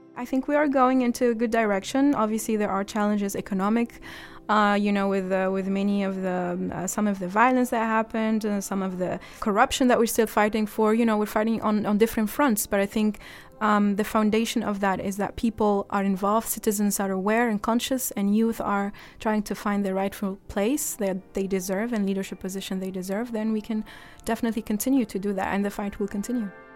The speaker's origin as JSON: {"language": "English", "country": "Egypt", "moved": "yes"}